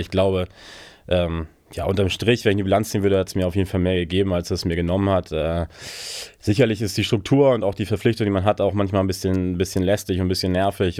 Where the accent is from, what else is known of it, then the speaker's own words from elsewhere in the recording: Germany; ich als Deutscher